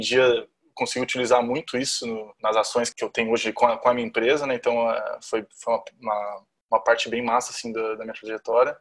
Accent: Jundiaí, São Paulo, Brazil; accent: R puxado do interior de São Paulo; moved away; also born or lived in Florianópolis; nasci em Jundiaí, interior de São Paulo. Então vocês vão ver muito R aí puxado aqui.

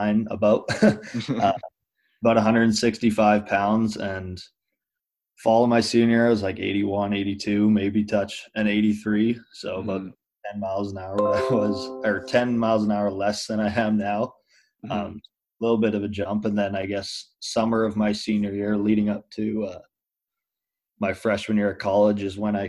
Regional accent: Muenster, Saskatchewan, Canada; It's Munster, and the province I'm from is Saskatchewan

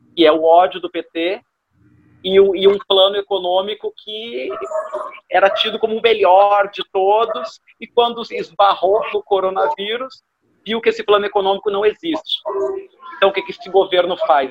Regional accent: Brazil; also born or lived in Rio de Janeiro; eu sou brasileiro com muito orgulho

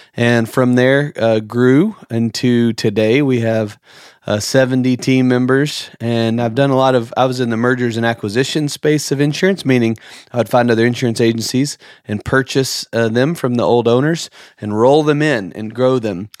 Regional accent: outside of Memphis, Tennessee, United States; moved away as an adult; also born or lived in Nashville, Tennessee / Miramar Beach, Florida; now in Santa Rosa Beach, United States; we grew up outside of Memphis, lived in Nashville

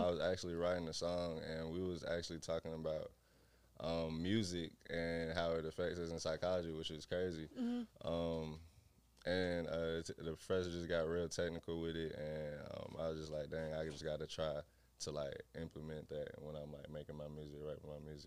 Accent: Decatur, Georgia, United States; also born or lived in Riverdale, Georgia; I'm from Decatur.

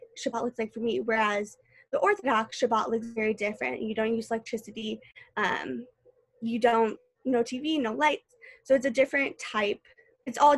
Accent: St. Louis, Missouri, United States; moved away as an adult; now in Indianapolis, United States; I moved here from St. Louis

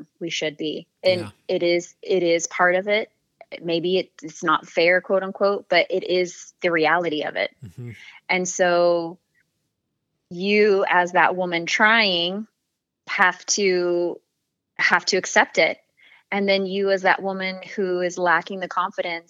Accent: the Bible Belt of the United States, United States; I grew up in the Bible Belt of the United States.

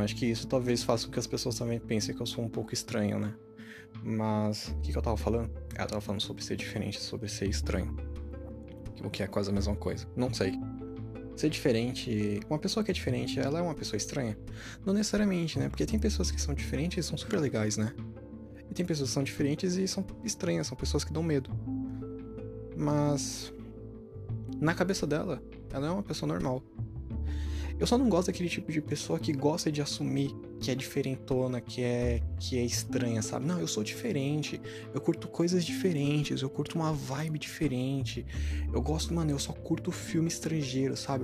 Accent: Brazil; a gente é brasileiro

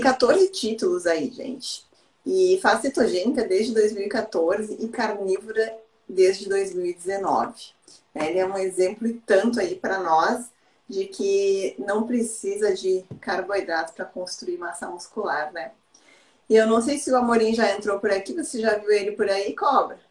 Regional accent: Porto Alegre, Rio Grande do Sul, Brazil; eu sou do sul, né? Eu sou de Porto Alegre

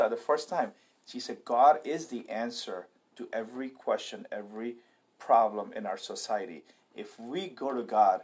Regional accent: India; now in United States; being an Indian living in America

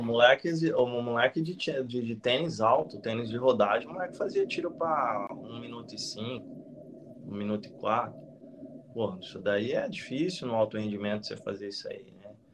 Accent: Penápolis, São Paulo, Brazil; moved away as an adult; minha terra natal, que é Penápolis, interior de São Paulo, fica 500 quilômetros de São Paulo, onde eu fui criado e saí daqui muito tarde, né? Eu saí daqui com 27 anos.

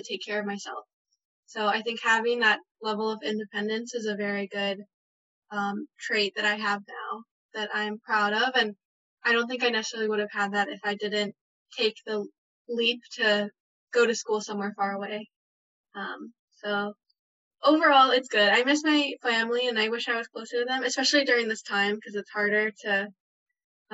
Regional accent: Chicago, Illinois, United States; moved away as an adult; also born or lived in Durham, North Carolina; now in New York City, United States; I grew up in Chicago, in the suburbs of Chicago, and then I lived there my entire life from birth to 17

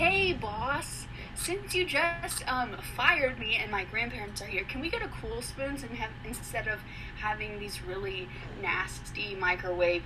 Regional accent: Mahomet, Illinois, United States; I grew up in Mahomet.

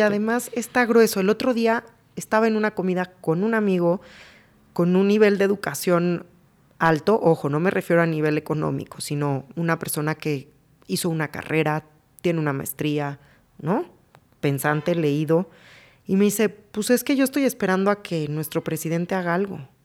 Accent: Mexico; como mexicano

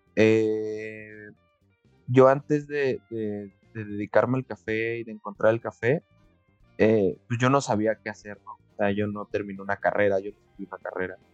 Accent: Mexico; para nosotros como, como, mexicanos

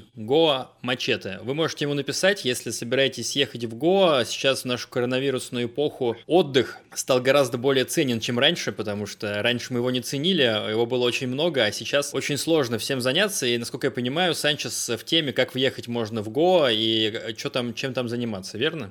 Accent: Russia; я из России

